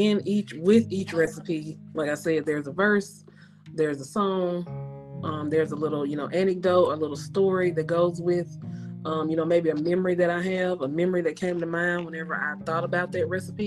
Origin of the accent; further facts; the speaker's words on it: Louisiana, United States; moved away; also born or lived in Birmingham; I'm from Louisiana.